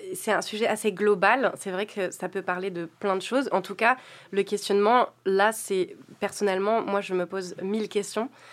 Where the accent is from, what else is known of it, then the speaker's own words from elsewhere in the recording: south of France, France; Je suis originaire du sud de la France